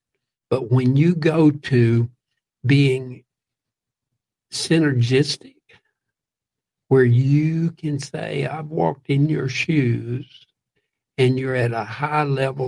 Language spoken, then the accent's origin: English; Central and South Georgia, United States; I grew up in Central and South Georgia, and especially near Atlanta and some of the other big towns in Georgia